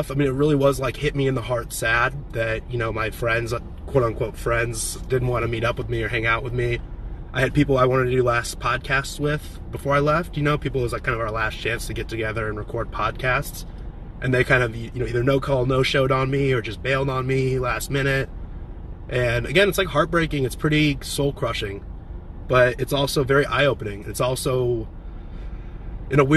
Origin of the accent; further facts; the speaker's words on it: San Diego, California, United States; I'm from San Diego. I'm moving to Nashville, but my brother lives